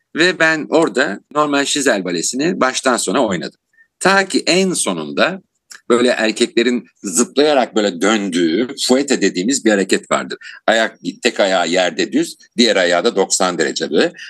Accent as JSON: {"language": "Turkish", "region": "Istanbul", "country": "Turkey", "tie": "born or raised there", "said": "1959 yılında İstanbul'da doğdum"}